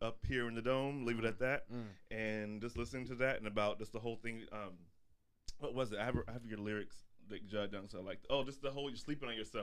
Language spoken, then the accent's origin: English; Texas, United States; I'm from Texas